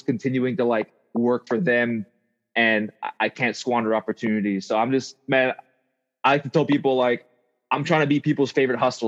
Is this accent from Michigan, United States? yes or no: no; Pearl City, Hawaii, United States; moved away as an adult; also born or lived in Bay Area; now in Portland, United States; I'm from Pearl City, Oahu, Hawaii. It's a small town.